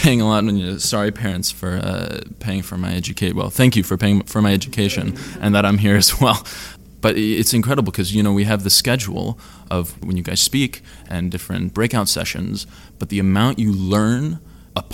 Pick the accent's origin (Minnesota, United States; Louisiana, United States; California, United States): California, United States; I am from California